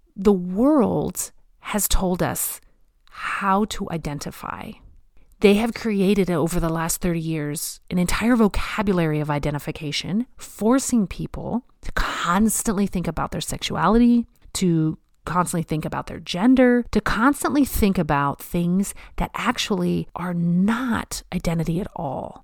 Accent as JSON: {"language": "English", "region": "the South", "country": "United States", "tie": "born or raised there", "moved": "yes", "said": "I was not raised in the passive-aggressive Pacific Northwest. I was raised in the South"}